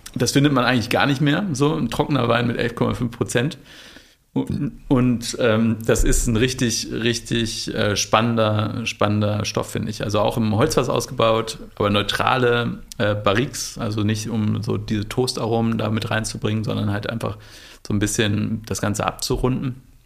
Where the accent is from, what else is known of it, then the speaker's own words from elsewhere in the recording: Bielefeld, North Rhine-Westphalia, Germany; Ich komme aus Bielefeld ursprünglich